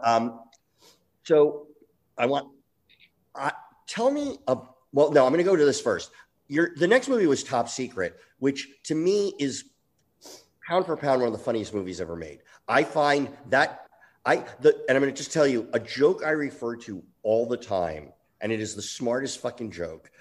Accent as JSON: {"language": "English", "region": "East Coast", "country": "United States", "tie": "born or raised there", "said": "I grew up on the East Coast"}